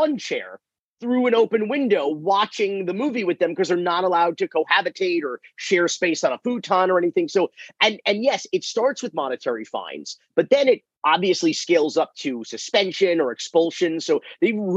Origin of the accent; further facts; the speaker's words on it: Miami, Florida, United States; I'm from Miami